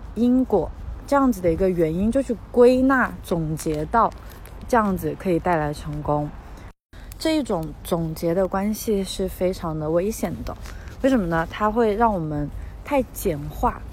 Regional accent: China; 我们在国内长大，在马克思主义 哲学环境下长大

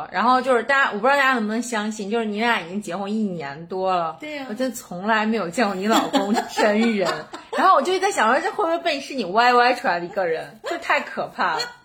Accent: Baoji, Shaanxi, China; moved away as an adult; also born or lived in Wuhan; now in Xi'an, China; 我小的时候是在，是在宝鸡，然后上的学，然后那个时候就是高中以前吧，所有的朋友其实都在那儿

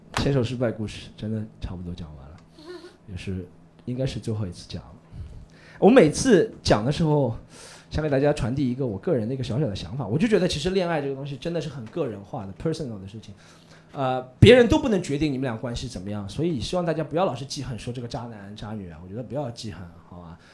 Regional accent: Shanghai, China; 我是一个可爱的上海人

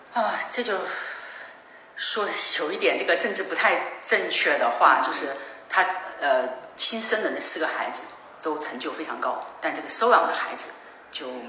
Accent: Changde, Hunan, China; moved away; 我曾经带他回我的家乡

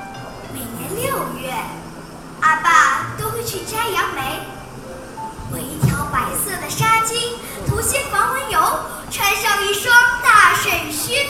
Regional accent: Zhejiang, China; 各位评委老师好，我是来自浙江的 … ，今天我给大家带来原创作品

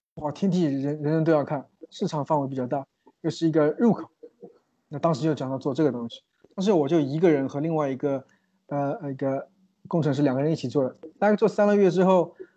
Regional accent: China; now in New York, United States; 我们中国人在，在美国的话，也有比较多的限制，签证是第一大问题

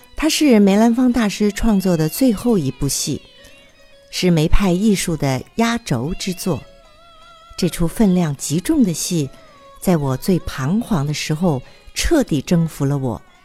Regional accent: Taiwan; 我来自于台湾，宗梅派

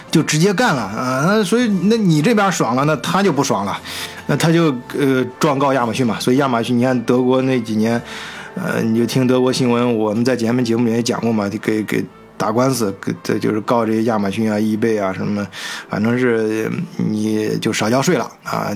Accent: China; 身为中国人吧

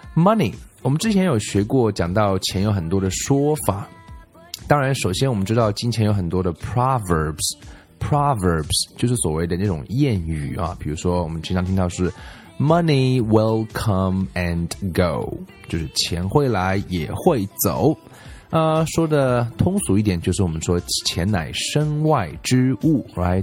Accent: China; 我们中国人

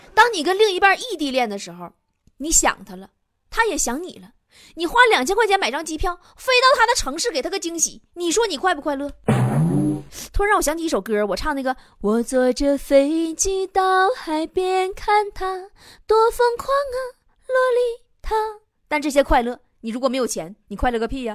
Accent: China; 我们中国人明明是最爱钱的民族， 却羞耻于谈钱

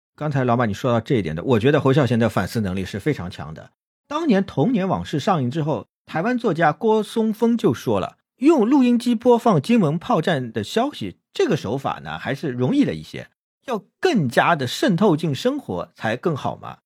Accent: China; 听说我们是大陆来的

